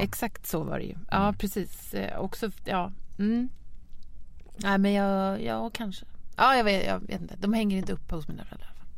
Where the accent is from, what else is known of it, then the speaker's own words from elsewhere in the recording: Lidingö, Stockholm County, Sweden; jag växte upp på Lidingö